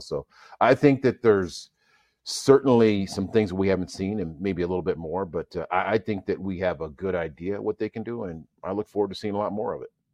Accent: Minnesota, United States; I grew up here in Minnesota

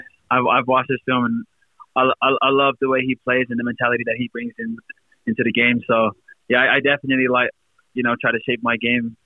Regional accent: Compton, California, United States; also born or lived in Lakewood / Long Beach; I grew up all my life in California, Southern California. I was born in Lakewood, raised in Compton, moved out of Compton in my teen years, moved to Long Beach

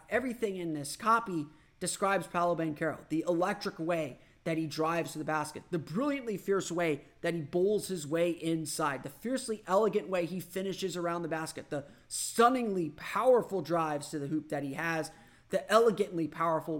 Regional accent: Orlando, Florida, United States; my hometown

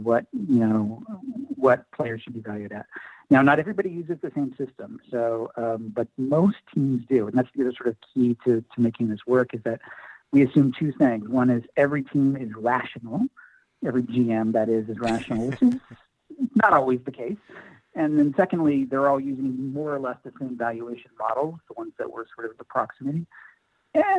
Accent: California, United States; I'm an Oakland A's fan, born and raised in California

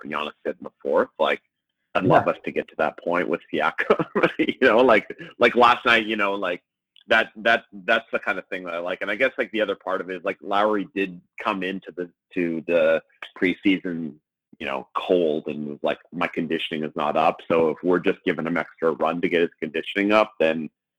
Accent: Winnipeg, Manitoba, Canada; now in Toronto, Canada; when I grew up in Winnipeg

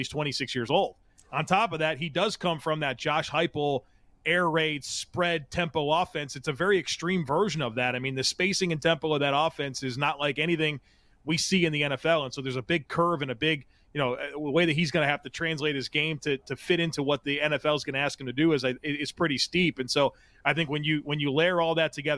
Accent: Grand Island, New York, United States; growing up in Western New York as a Bills fan in the 90s

